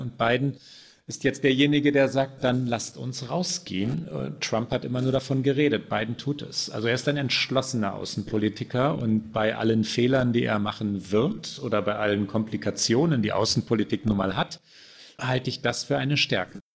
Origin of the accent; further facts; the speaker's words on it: Germany; bei uns in Deutschland